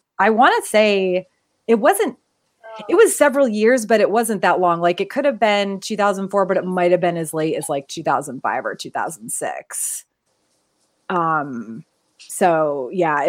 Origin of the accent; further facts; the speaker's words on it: New England, United States; We're both from New England.